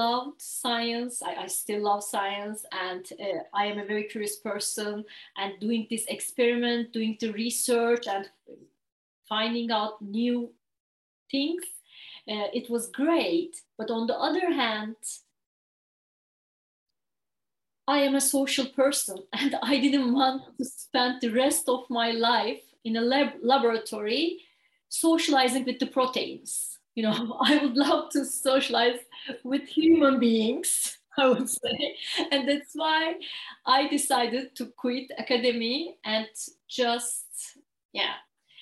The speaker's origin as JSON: {"language": "English", "region": "Istanbul", "country": "Turkey", "tie": "born or raised there", "moved": "as an adult", "lives_now": "Ireland", "said": "I'm originally from Turkey. And I grew up in Istanbul."}